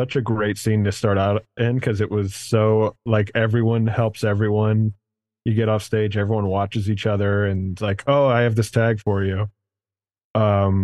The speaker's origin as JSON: {"language": "English", "town": "Cincinnati", "region": "Ohio", "country": "United States", "tie": "born or raised there", "also_born_or_lived": "Chicago", "moved": "yes", "lives_now": "Michigan, United States", "said": "I was born here. I grew up in Cincinnati, which is where I started. And then I moved from Cincy to Chicago and then here."}